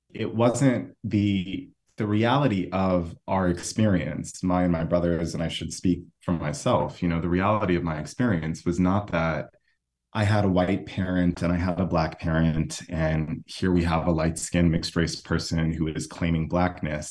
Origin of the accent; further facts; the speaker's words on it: United States; I'm from the United States